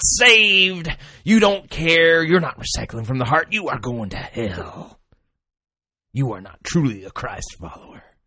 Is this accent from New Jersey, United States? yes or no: no; Southern California, United States; as a kid growing up in Southern California, having smog days